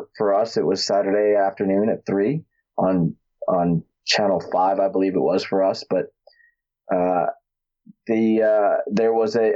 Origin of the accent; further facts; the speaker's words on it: Newark, New Jersey, United States; I grew up in Newark, New Jersey, not the gentlest of places to grow up